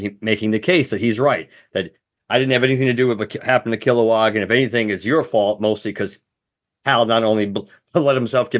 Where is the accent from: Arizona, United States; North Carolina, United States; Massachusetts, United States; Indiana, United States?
Arizona, United States; I'm just from Arizona. That's why I wanted to do it.